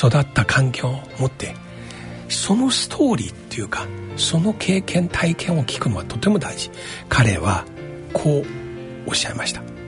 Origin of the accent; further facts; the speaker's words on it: China; now in Japan; 私自身が中国出身